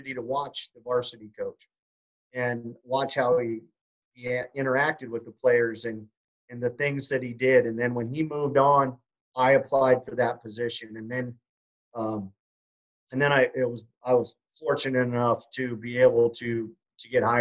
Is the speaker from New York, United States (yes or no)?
no; Kalispell, Montana, United States; I'm from Kalispell, Montana